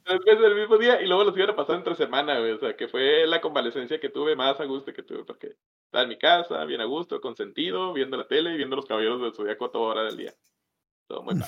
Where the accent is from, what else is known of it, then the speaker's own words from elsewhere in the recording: northern Mexico, Mexico; somos los pinches norteños